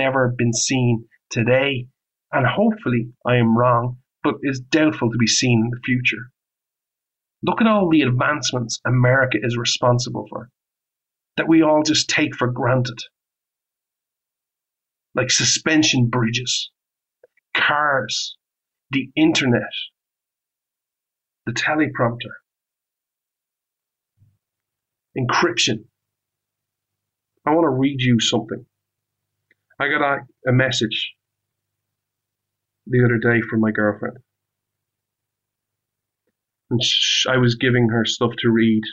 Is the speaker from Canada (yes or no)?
no; Ireland; moved away